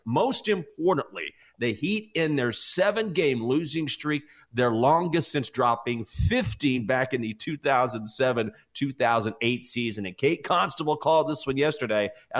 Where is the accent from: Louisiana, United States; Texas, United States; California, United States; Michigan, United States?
Texas, United States; moved away